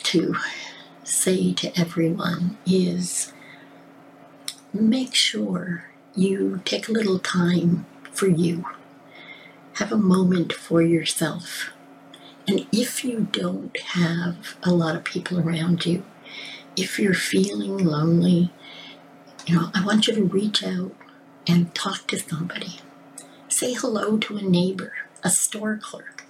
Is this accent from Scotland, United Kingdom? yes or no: yes; Scotland, United Kingdom; I'm Scottish